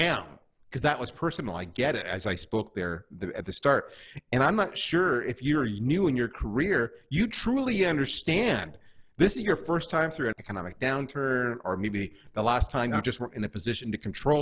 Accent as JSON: {"language": "English", "country": "Canada", "also_born_or_lived": "United States", "moved": "as an adult", "said": "I'm Canadian and the States is just down south, we are different"}